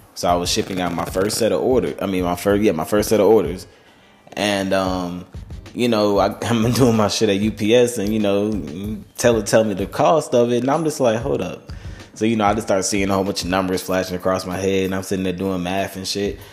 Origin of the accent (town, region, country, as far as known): Charlotte, North Carolina, United States; born or raised there